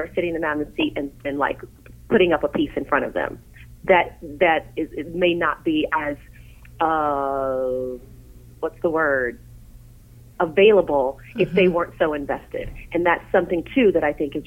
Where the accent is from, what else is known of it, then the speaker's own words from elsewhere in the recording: Tennessee, United States; in my hometown, there was something called Governor School, and I went to Governor School for Tennessee